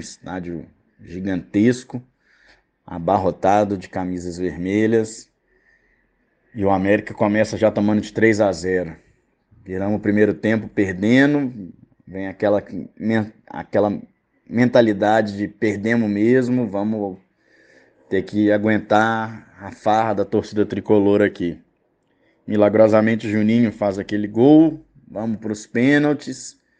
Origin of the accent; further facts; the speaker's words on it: Belo Horizonte, Minas Gerais, Brazil; also born or lived in Uberaba / Araxá / São Paulo / João Pessoa; nasci aqui em BH mesmo, já morei em alguns lugares, já morei em Uberaba, Araxá, São Paulo e em 2021 mudei para João Pessoa. Não deu muito certo, acabei voltando todas as vezes aqui para Belo Horizonte.